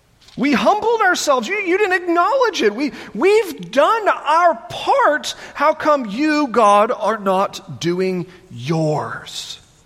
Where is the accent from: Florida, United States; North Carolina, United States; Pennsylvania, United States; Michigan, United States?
North Carolina, United States; Matthews; growing up outside the Charlotte area